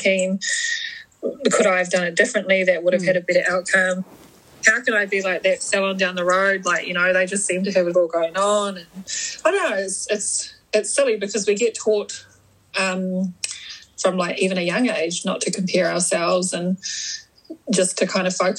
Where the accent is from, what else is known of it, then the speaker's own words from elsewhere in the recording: Kaitaia, Northland, New Zealand; also born or lived in Awanui; So I am from Kaitaia, grew up most of my early childhood in Awanui, went to primary school in Awanui, and then my family moved into town.